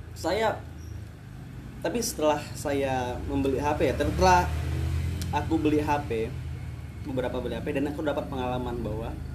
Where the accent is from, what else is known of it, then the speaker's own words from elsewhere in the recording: Batam, Riau Islands, Indonesia; Batam sih rumah kita